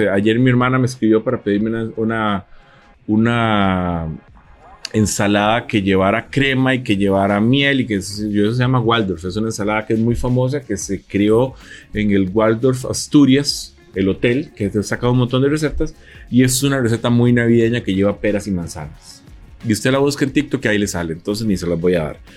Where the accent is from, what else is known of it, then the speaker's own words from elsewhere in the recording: San Antonio de Belén, Heredia, Costa Rica; yo soy de San Antonio de Belén y vos sabes que en Belén la gente ese tamal con mayonesa.